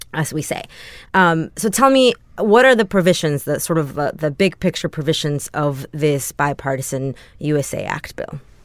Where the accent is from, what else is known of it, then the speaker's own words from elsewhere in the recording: San Antonio, Texas, United States; moved away as an adult; also born or lived in Mexico / New York; now in Los Angeles, United States; My hometown of San Antonio where I grew